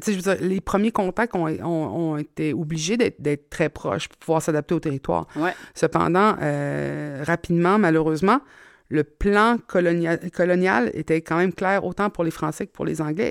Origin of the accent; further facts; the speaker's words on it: Mingan, Quebec, Canada; je n'ai que le souvenir de venir de la Côte-Nord. C'était ma maison.